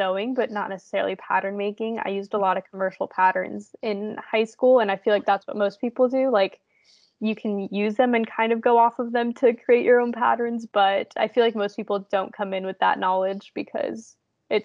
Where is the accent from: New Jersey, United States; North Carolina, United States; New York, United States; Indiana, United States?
Indiana, United States; I'm from Indiana, so there's really never anything fun here